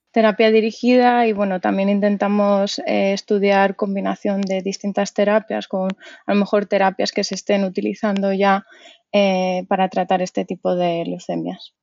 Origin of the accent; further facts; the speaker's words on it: Madrid, Community of Madrid, Spain; moved away as an adult; now in New Brunswick, United States; yo soy de Madrid